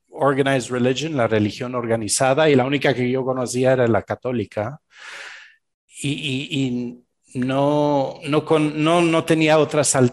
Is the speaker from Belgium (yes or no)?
yes; Belgium; Spanish is a second language; moved away; also born or lived in Argentina; Yo soy originario de Bélgica, eh, crecí